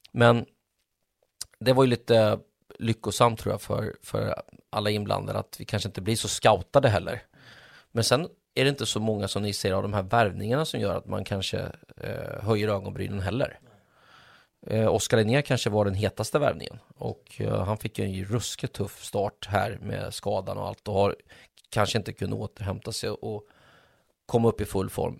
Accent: Mjölby, Östergötland, Sweden; moved away; also born or lived in Stockholm; där jag växte upp i min lilla klubb, jag älskar fortfarande Mjölby AI

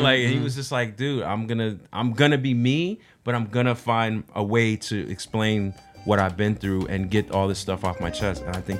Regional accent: Altus, Oklahoma, United States; I'm from Oklahoma.

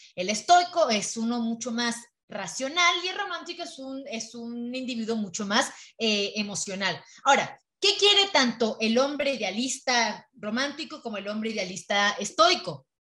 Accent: Mexico; yo hablando como mexicana

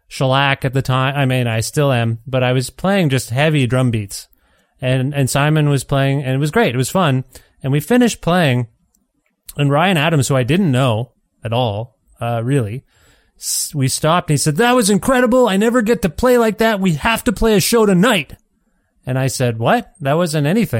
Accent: Canada; I'm Canadian

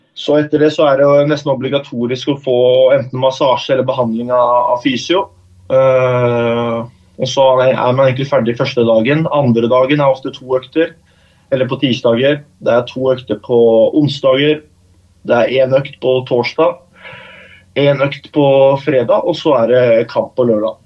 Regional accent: Oslo, Norway; moved away as an adult; now in Norrköping, Sweden; da jeg var hjemme i Oslo og, og møtte mor og far

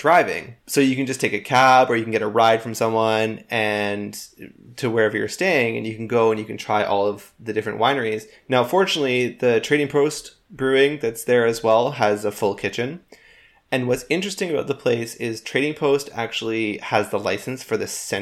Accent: Canada; we are Canadian

